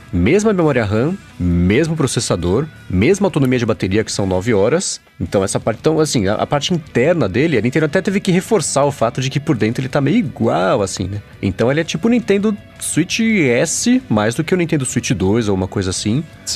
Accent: São Paulo, Brazil; eu que sou de São Paulo

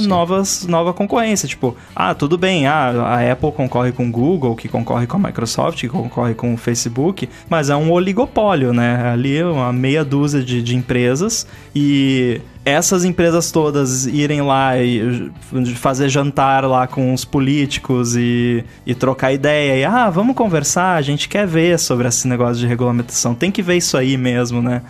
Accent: Rio Grande do Sul, Brazil; lá na minha cidade, no Rio Grande do Sul

